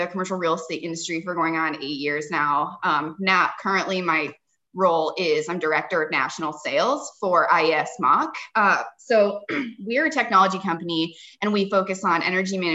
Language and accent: English; Cincinnati, Ohio, United States; I grew up in Cincinnati, Ohio.